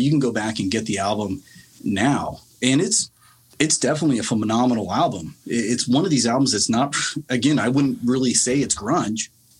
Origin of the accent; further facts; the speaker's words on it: Chicago, Illinois, United States; I'm not Seattle. I'm not from Seattle. I'm from Chicago.